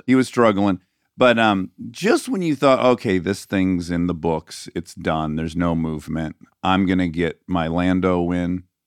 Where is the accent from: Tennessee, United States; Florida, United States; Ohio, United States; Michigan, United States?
Michigan, United States; growing up in Michigan on icy roads for half the year